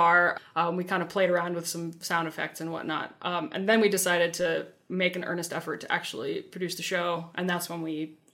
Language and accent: English; United States; also born or lived in England; growing up in the States